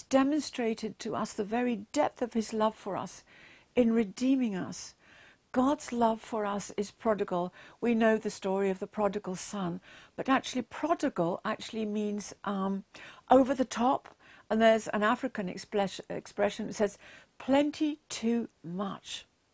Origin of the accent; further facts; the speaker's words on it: England, United Kingdom; I'm English